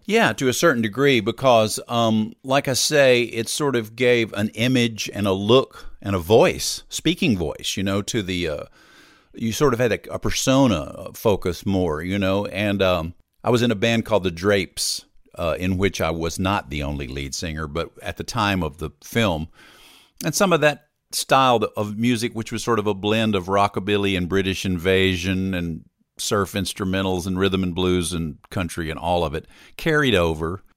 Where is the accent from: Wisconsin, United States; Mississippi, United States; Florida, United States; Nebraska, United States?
Mississippi, United States; Hattiesburg; moved away as an adult; also born or lived in Austin, Texas; now in Nashville, United States; I had come back from Austin at one point to my hometown of Hattiesburg, Mississippi